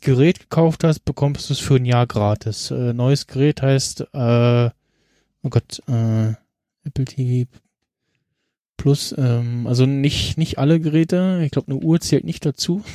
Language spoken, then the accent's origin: German; Germany; als Deutscher